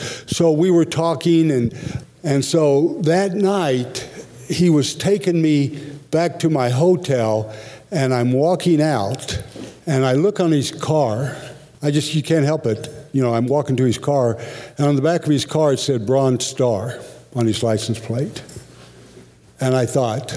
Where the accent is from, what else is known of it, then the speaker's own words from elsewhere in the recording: Oklahoma, United States; moved away; also born or lived in Pittsburgh; In Oklahoma, where I grew up